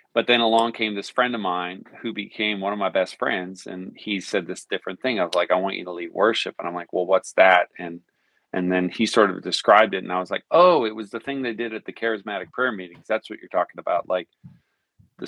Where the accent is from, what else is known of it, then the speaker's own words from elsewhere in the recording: Newfoundland and Labrador, Canada; moved away as an adult; also born or lived in Arizona; now in Nashville, United States; I was born and raised in Newfoundland, Canada.